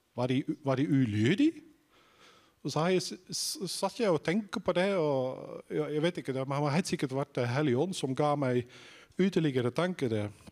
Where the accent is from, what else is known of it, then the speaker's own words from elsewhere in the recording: Netherlands; now in Sandnes, Norway; hvis dere lurer på om jeg er fra Island Nei, det er jeg ikke. Jeg er fra Nederland